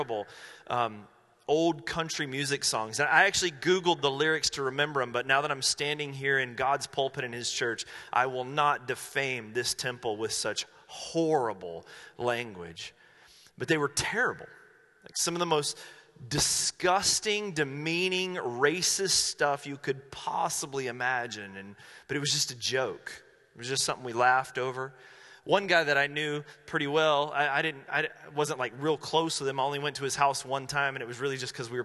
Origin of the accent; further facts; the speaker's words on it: Asheville, North Carolina, United States; now in Medford, United States; I grew up in Asheville, North Carolina.